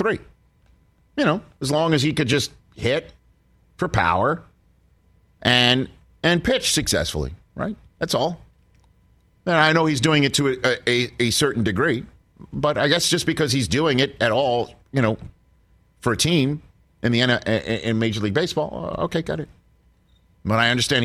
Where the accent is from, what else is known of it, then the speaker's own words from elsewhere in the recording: New York City, New York, United States; moved away as an adult; now in Orange County, United States; I'm born and raised in New York City, and I have lived out here for almost 20 years. Down in Orange County